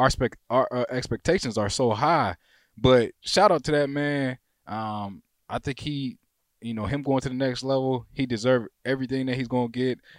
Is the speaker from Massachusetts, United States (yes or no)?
no; Warren, Michigan, United States; back home in my, in my hometown at my mom's house in Warren